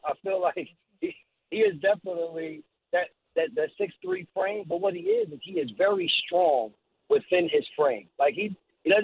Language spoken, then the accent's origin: English; East Orange, New Jersey, United States; growing up in East Orange and then going to Seton Hall Prep